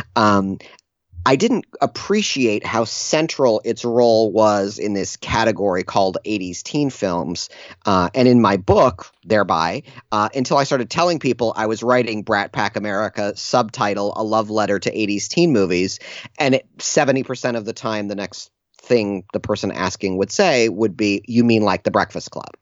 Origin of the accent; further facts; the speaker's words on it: Ann Arbor, Michigan, United States; I grew up in Ann Arbor, Michigan